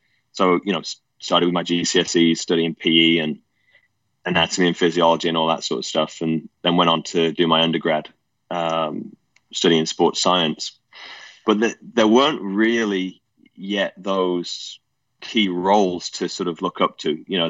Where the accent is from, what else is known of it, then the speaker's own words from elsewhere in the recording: England, United Kingdom; mum and dad separated when I was quite young, probably about 5. Dad moved over to the States when I was 9. And so mum and my stepdad raised me.